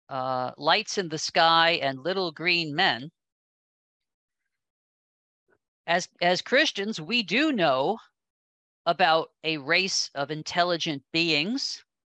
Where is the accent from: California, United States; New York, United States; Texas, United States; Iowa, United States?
New York, United States; When I was a kid growing up in New York, our house was near the airport